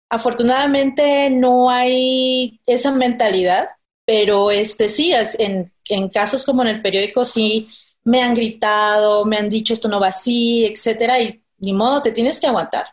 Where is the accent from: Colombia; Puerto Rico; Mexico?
Mexico; Villahermosa, Tabasco; moved away as an adult; now in Mexico City, Mexico; soy de Villahermosa, Tabasco, vengo aquí viviendo desde hace siete años